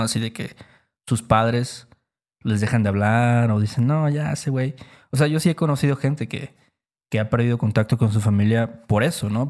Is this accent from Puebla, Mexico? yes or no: no; Veracruz, Mexico; nosotros somos de Veracruz